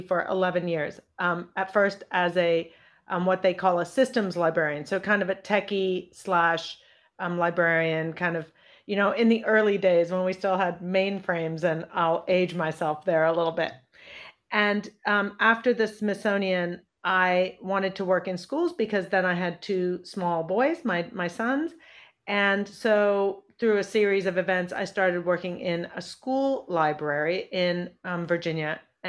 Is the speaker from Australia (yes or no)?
no; New Delhi, Delhi, India; born there; also born or lived in Indonesia / United States / Pakistan; My dad is Indian. My mother is American. I was born in New Delhi. And I lived in Indonesia, the US, and Pakistan by the time I finished high school.